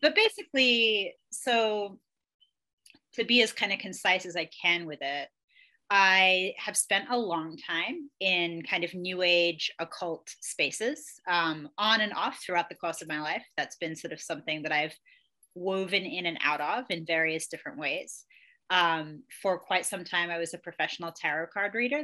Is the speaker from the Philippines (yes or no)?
no; Australia; moved away; also born or lived in England; I grew up in Australia and England. I was born in England. I was there until I was 10, and then I spent the rest of my childhood and young adulthood in Australia.